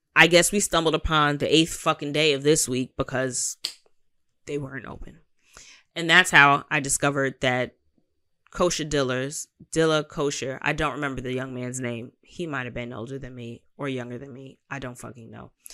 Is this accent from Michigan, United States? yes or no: no; New York, United States; I'm a New Yorker